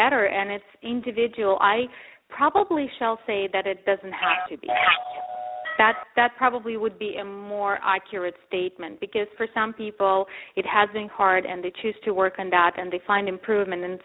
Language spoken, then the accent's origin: English; Ukraine; moved away; I grew up in Ukraine and actually, frankly, in Soviet Union